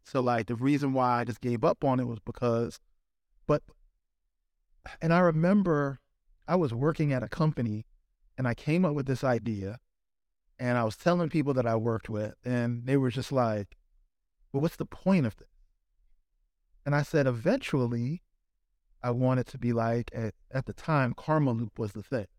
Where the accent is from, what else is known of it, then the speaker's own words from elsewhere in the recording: Lefrak City, New York, United States; Sneaker Steve is the same Steve that I grew up with in Left Rock